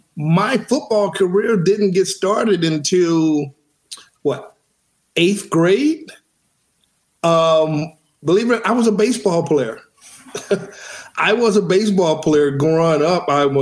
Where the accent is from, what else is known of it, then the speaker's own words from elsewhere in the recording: Houston, Texas, United States; And so being the only child growing up in Houston, I was always considered a great athlete